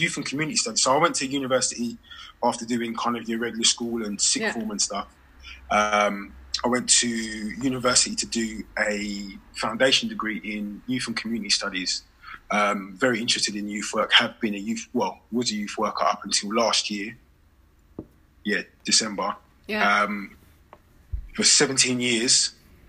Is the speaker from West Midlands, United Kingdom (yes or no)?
no; St Albans, East of England, United Kingdom; also born or lived in London; I'm from a very small city called St. Albans, just outside London, in a county called Hertfordshire